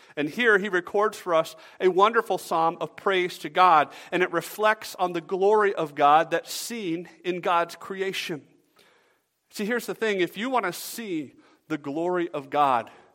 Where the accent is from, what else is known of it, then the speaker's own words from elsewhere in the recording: Georgia, United States; now in Michigan, United States; I'm from Georgia